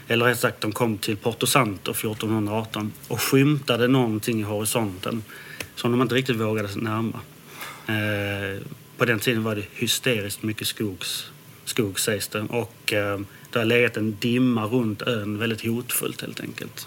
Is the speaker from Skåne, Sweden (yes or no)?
yes; Landskrona, Skåne, Sweden; also born or lived in Denmark; jag har vuxit upp i Skåne, i Landskrona